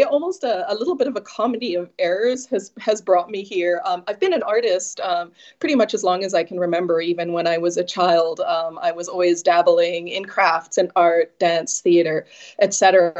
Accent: Saskatoon, Saskatchewan, Canada; When I say that I'm from Saskatoon, Saskatchewan, people usually say, is that a real place?

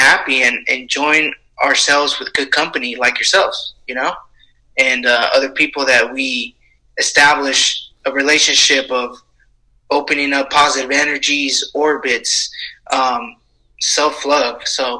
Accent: Santa Fe Springs, California, United States; I'm originally from California, Los Angeles area, mostly from Santa Fe Springs. That's my hometown.

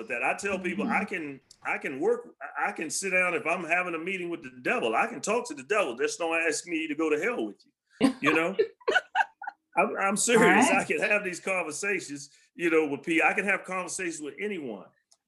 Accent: Alexandria, Virginia, United States; I was raised in Alexandria and Del Rey when nobody really wanted to live there

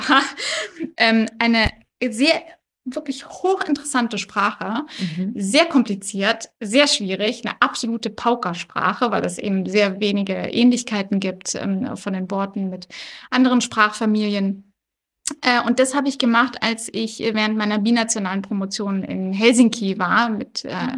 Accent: Black Forest, Baden-Württemberg, Germany; first language German; moved away as an adult; also born or lived in Bonn; now in Berlin, Germany; ich komme ursprünglich aus dem Schwarzwald. Äh, da bin ich zur Schule gegangen, aufgewachsen

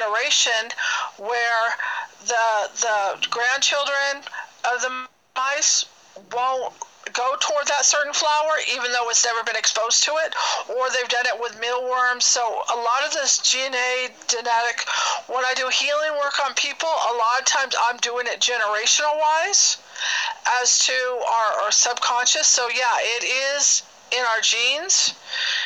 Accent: Bay Area, California, United States; moved away as an adult; now in Reno, United States; I'm from the Bay Area, but now I'm in Reno, Nevada

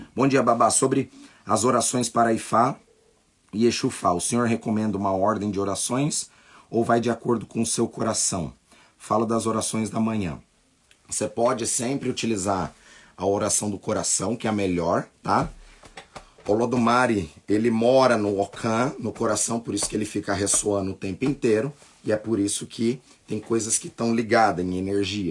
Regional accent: Brazil; nós nascemos no Brasil, nós temos uma outra cultura

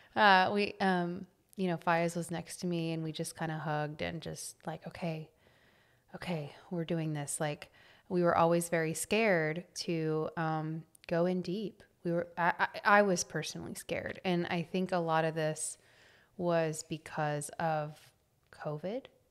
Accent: Temple, Texas, United States; I grew up in a small town north of Austin

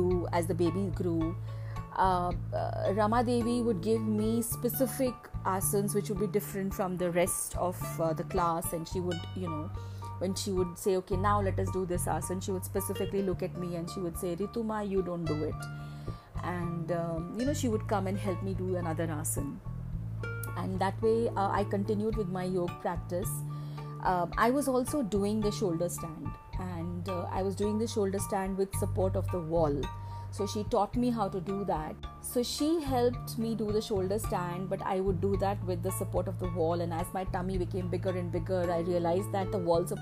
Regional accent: Kerala, India; moved away; my hometown where my mother lived, in Kerala

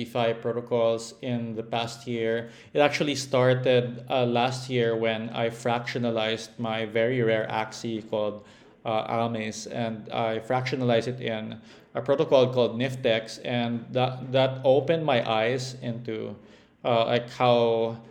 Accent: Philippines; I'm Filipino

